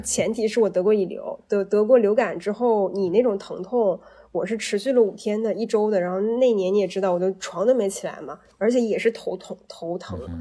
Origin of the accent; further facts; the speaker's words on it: China; 我们就是中国人